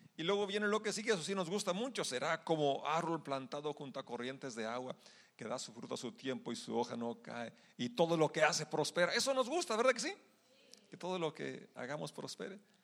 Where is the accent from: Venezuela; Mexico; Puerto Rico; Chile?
Mexico; como mexicanos celebramos nuestra independencia